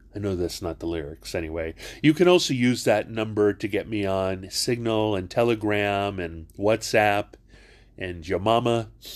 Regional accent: Hawaii, United States; I'm not from Virginia. I'm from Hawaii.

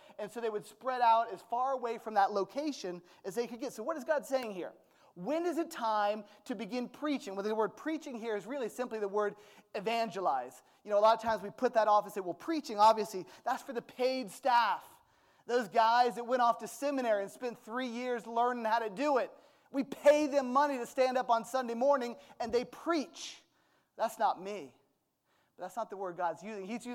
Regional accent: United States; I'm American

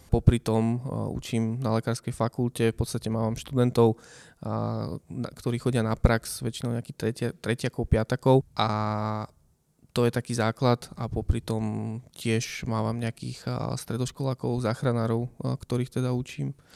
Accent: Nová Baňa, Banská Bystrica Region, Slovakia; moved away as an adult; now in Bratislava, Slovakia; mama v podstate pracovala ako zdravotná sestra u nás v Novej Bani v nemocnici

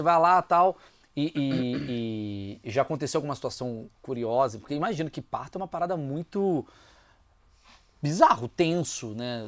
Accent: Brazil; eu sou brasileiro

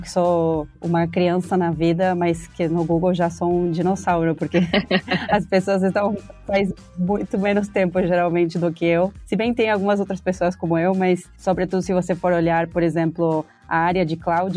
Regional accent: Argentina; Portuguese is a second language; moved away as an adult; now in Brazil; se vocês estão sentindo um sotaque, é porque eu sou argentina, moro no Brasil faz mais ou menos cinco anos

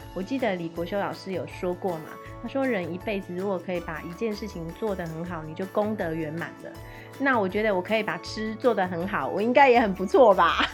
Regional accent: Taiwan; now in Taipei, Taiwan; 我是一个不吃青菜的小孩，特别是来台北之后，你知道在乡下长大的孩子

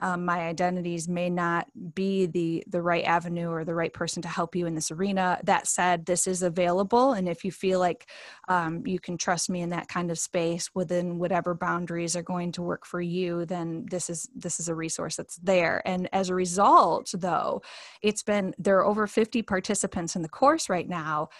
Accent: Grand Rapids, Michigan, United States; moved away as an adult; now in Fairview, United States; my hometown is Grand Rapids, Michigan, and now I live in Asheville, well Fairview, but Asheville, North Carolina

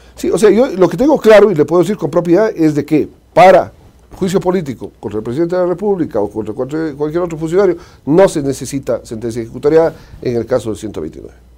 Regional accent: Azogues, Cañar, Ecuador; la Azogues, mi ciudad, mi tierra de la que fui alcalde

